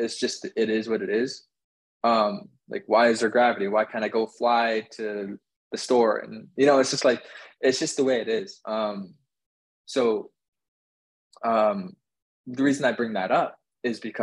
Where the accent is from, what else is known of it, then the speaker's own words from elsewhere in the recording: Northwest Canada, Canada; moved away as an adult; now in Miami, United States; I grew up in Northwest Canada